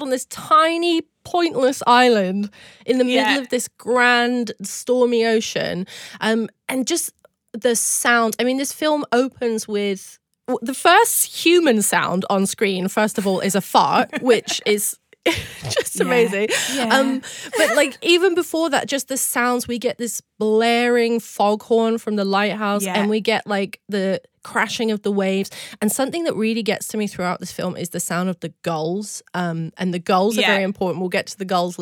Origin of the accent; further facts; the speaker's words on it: Cornwall, South West England, United Kingdom; I am from Cornwall